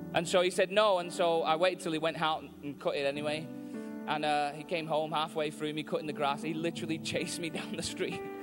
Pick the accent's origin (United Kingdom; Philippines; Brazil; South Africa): United Kingdom; Manchester, North West England; I'm from Manchester in England, and I'm in America